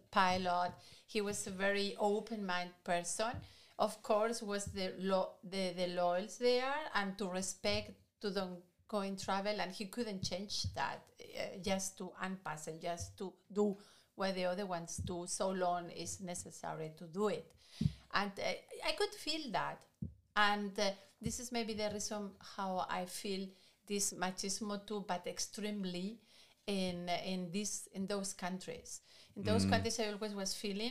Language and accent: English; Spain; English is a second language; moved away; I'm not Argentina. I come from Spain.